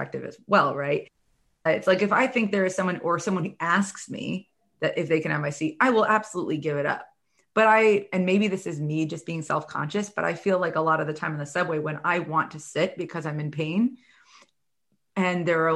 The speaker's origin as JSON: {"language": "English", "town": "New York City", "region": "New York", "country": "United States", "said": "I'm from New York City. I spent like the last decade in New York City"}